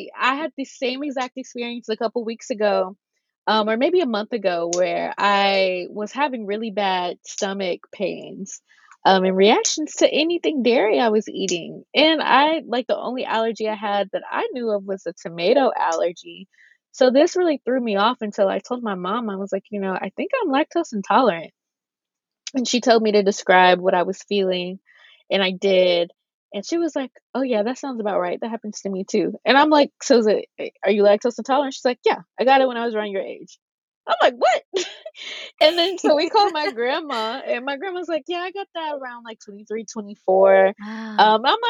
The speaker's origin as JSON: {"language": "English", "region": "the South", "country": "United States", "tie": "born or raised there", "said": "I think one thing too, at least for me, growing up in the South, missionary Black Baptist, Black church, like all of that."}